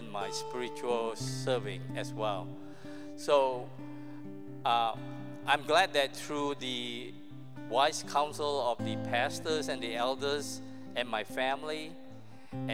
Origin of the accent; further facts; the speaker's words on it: Malaysia; moved away; I grew up in Malaysia, not here